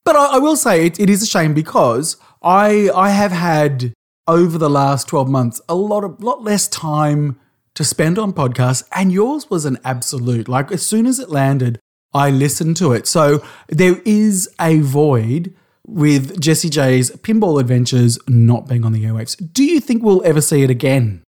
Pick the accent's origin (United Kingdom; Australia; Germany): Australia